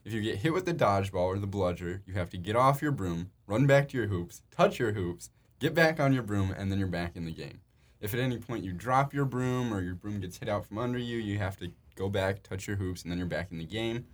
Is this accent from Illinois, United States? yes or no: yes; Chicago, Illinois, United States; We're both from Chicago